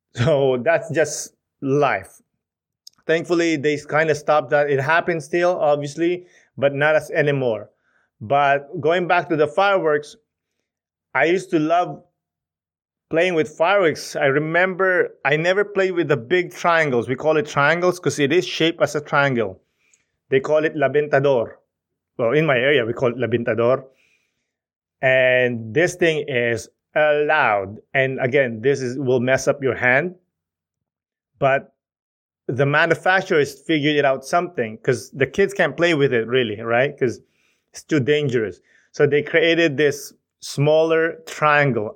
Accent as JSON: {"language": "English", "country": "Philippines", "tie": "born or raised there", "moved": "yes", "said": "Growing up in the Philippines, you know, seeing your cousins, seeing your aunts and uncles"}